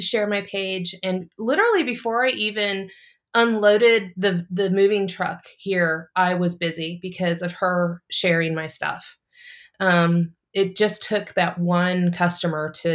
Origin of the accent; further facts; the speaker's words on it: St. Louis, Missouri, United States; moved away as an adult; also born or lived in California / South Carolina; now in Kansas City, United States; I'm originally from, I was born in California, but I've lived the majority of my life in Missouri in St. Louis